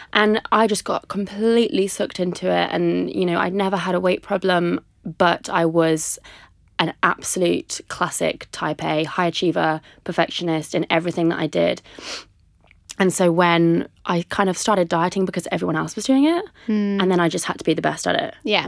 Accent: Coventry, West Midlands, United Kingdom; also born or lived in Liverpool, United Kingdom / London, United Kingdom / United States; I'm from Coventry in the Midlands. Mm. Moved around a lot. Been in Liverpool for a while. The States quite a lot. London.

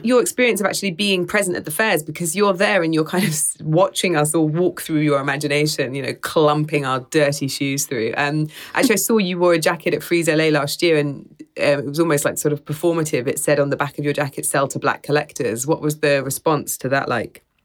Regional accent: United Kingdom; as a British person

